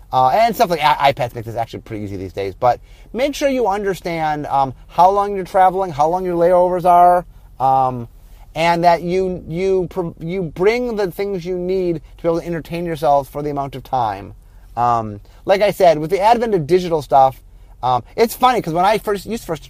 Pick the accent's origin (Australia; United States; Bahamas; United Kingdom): United States; I'm American